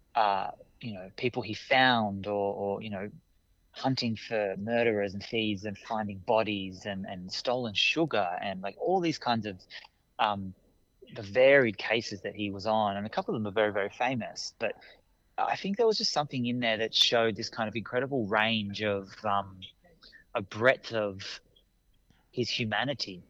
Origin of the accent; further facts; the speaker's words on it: Canberra, Australian Capital Territory, Australia; also born or lived in Brisbane, Australia / Sydney, Australia / Naarm (Melbourne), Australia; now in Adelaide, Australia; I grew up on Ngunnawal country uh, in our nation's capital.